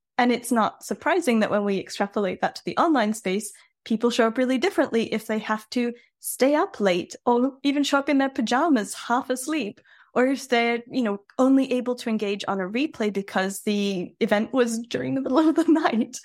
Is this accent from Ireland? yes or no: no; Australia; now in France; I'm an Aussie originally